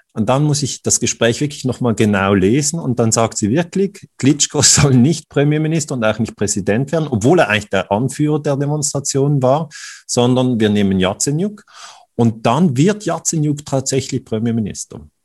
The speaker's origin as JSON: {"language": "German", "country": "Switzerland"}